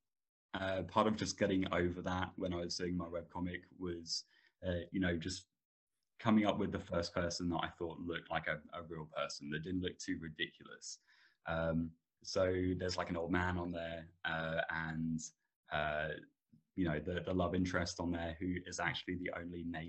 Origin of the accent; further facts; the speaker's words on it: Suffolk, East of England, United Kingdom; I am from a town in a county called Suffolk in England